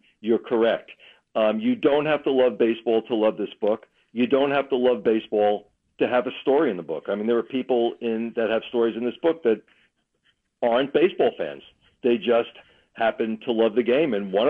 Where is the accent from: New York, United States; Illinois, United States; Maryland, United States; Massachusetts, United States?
New York, United States; I am from New York